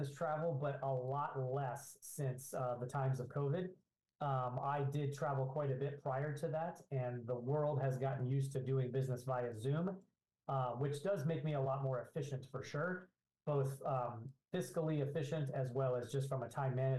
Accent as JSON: {"language": "English", "town": "Phoenix", "region": "Arizona", "country": "United States", "tie": "born or raised there", "said": "I grew up in Phoenix, Arizona, and went to high school"}